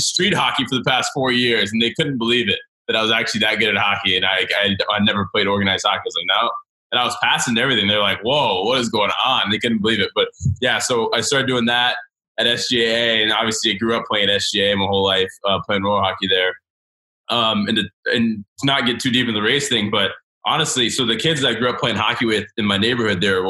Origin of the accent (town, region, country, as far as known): Snellville, Georgia, United States; born or raised there; also born or lived in Gainesville, Florida